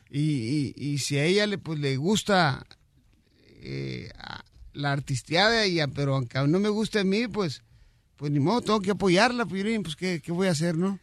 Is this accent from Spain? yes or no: no; Mexico; como mexicano